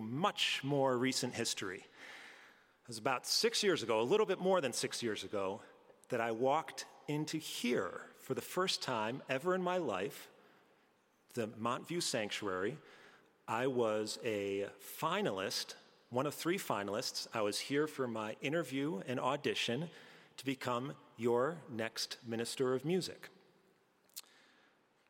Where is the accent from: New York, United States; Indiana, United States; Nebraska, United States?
New York, United States; Albany; moved away; the organ I used to hear back at All Saints growing up in Albany, New York